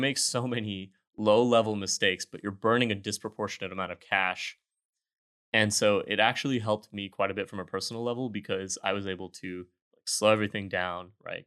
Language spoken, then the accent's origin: English; Houston, Texas, United States; also born or lived in Austin; I am from Houston